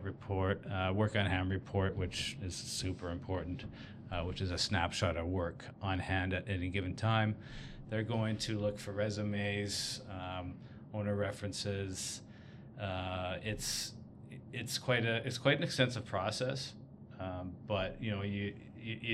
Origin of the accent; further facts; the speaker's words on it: Victoria, British Columbia, Canada; work for JLT in Victoria, my hometown